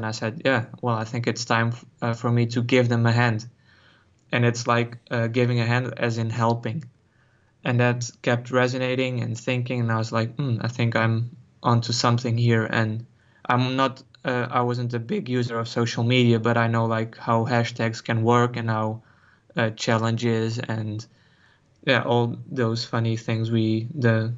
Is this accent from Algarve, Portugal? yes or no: yes; Algarve, Portugal; also born or lived in Cascais, Portugal / Netherlands; I was born in Cascais, near Lisbon, also near the sea. And when I was 8, I moved to the Algarve in the south, also near the sea.